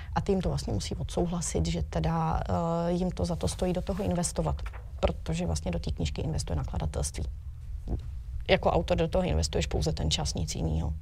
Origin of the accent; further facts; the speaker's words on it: Příbram area, Central Bohemian Region, Czechia; jsem tady odseď